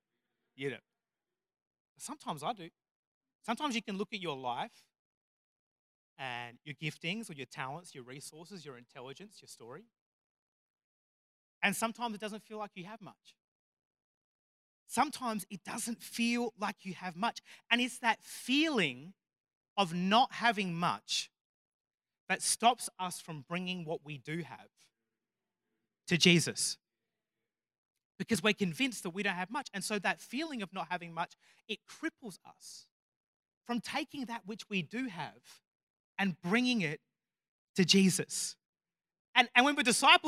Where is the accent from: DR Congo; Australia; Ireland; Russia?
Australia; Murray Bridge, South Australia; I grew up in Murray Bridge